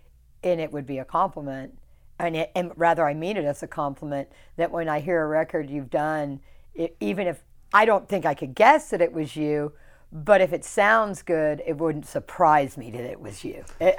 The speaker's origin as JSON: {"language": "English", "region": "the South", "country": "United States", "said": "You know, I'm from the South, so I can speak"}